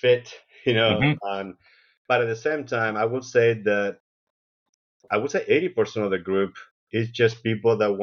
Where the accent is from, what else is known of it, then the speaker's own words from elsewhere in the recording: Spain; now in Seattle, United States; I was born in Spain. I moved to the U.S. about 30 years ago.